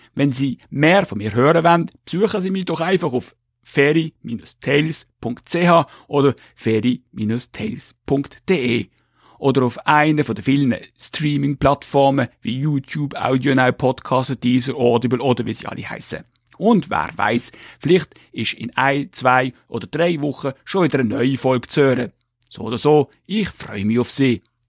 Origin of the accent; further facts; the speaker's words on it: Switzerland; von meiner Heimatgemeinde